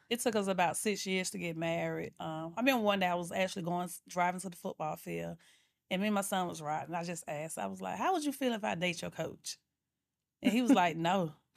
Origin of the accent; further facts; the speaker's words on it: Atlanta, Georgia, United States; I'm from Atlanta, Georgia, born and raised